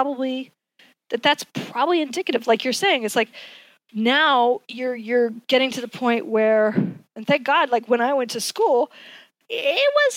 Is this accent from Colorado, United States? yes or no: yes; Colorado, United States; I'm from Colorado, I am the first child in my dad's family